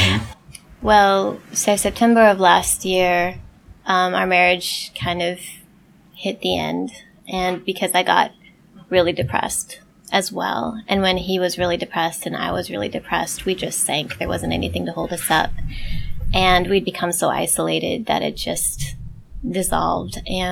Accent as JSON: {"language": "English", "region": "Midwest", "country": "United States", "tie": "born or raised there", "also_born_or_lived": "Portland, United States / Birmingham, United States", "said": "We moved around a lot because my dad was a preacher, but Midwest, in the north, went to school down south, lived in Portland for a while, and then Birmingham."}